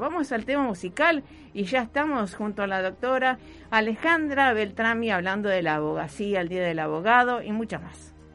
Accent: Rosario, Santa Fe, Argentina; born or raised there

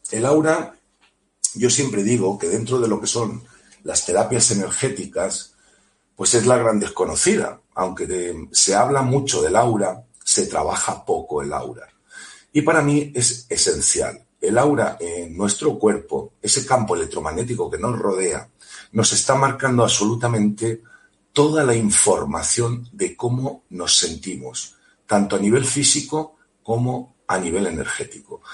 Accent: Elche, Valencian Community, Spain; de Elche, muy cerquita de Alicante

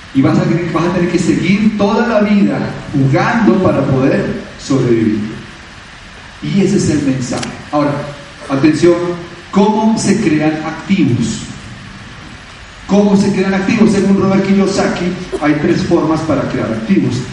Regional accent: Bogotá, Colombia; un colombiano nacido en Bogotá

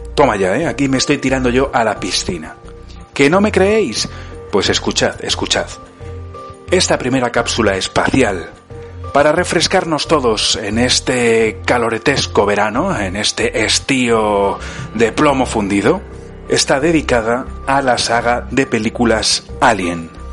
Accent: Burgos, Castile and León, Spain; now in Italy; en Burgos, mi ciudad natal

